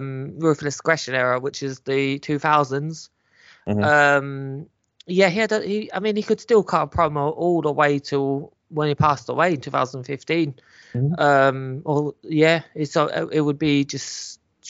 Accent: England, United Kingdom; I was born here

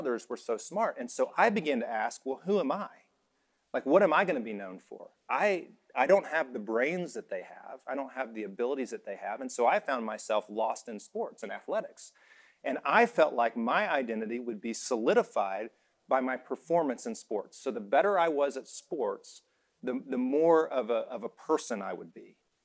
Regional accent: Alabama, United States; moved away as an adult; also born or lived in Indiana; I was from Alabama, went to Indiana

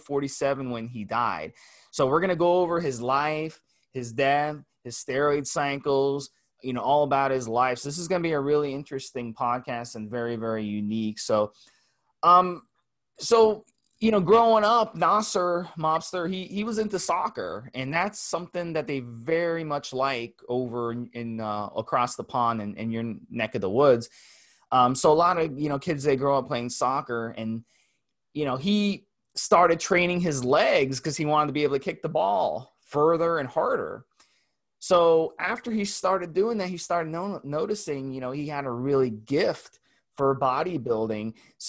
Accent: United States; the ignorant American.

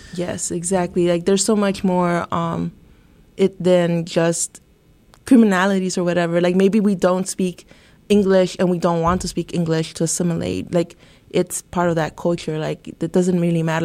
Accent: Santa Ana, California, United States; I'm originally from Santa Ana, California. Um, uh, growing up in a very uh, Latinx neighborhood

